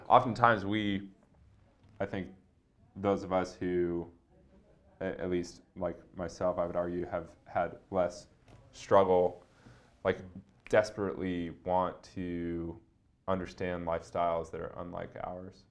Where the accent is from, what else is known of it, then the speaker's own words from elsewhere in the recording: Seattle, Washington, United States; I like grew up in a really comfortable existence in Seattle